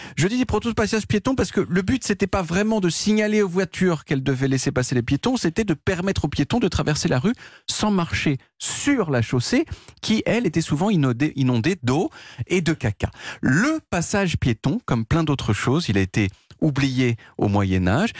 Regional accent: France; je suis français

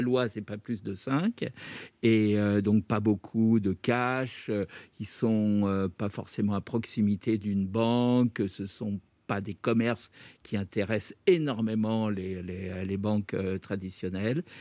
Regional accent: Brittany, France; je suis breton

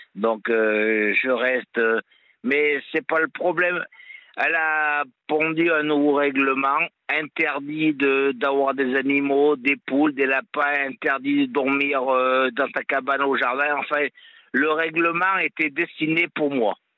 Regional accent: Auvergne-Rhône-Alpes, France; now in Montpellier, France; je suis auvergnat, donc j'ai grandi euh, avec, des copains, des copines à la ferme

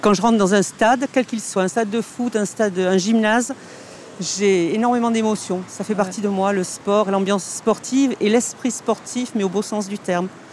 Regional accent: Marseille, Provence-Alpes-Côte d'Azur, France; accent: Marseille; on se moque de notre accent

